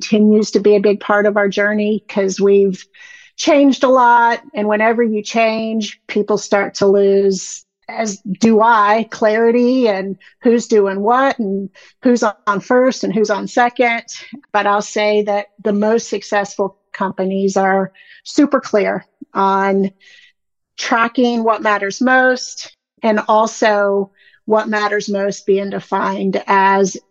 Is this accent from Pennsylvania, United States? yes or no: no; Indiana, United States; moved away as an adult; also born or lived in South Carolina / Georgia; I'm from Indiana, a really small town in Indiana